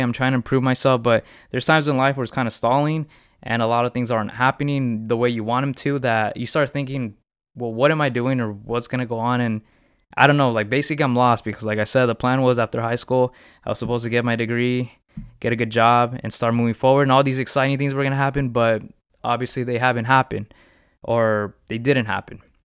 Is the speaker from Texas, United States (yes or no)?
no; Riverside, California, United States; I'm from California. Um, I was raised in Riverside. I, yeah, I basically grew up my whole life in Riverside